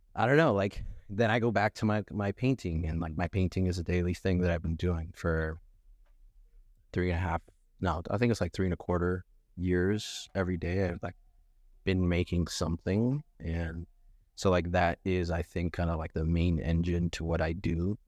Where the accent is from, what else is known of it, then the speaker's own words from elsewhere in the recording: Los Angeles, California, United States; also born or lived in North Hollywood, California; I was born in Van Nuys, but I grew up in North Hollywood for, like, a little bit